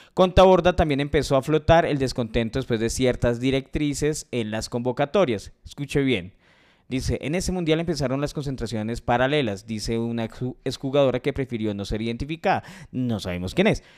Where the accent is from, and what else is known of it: Colombia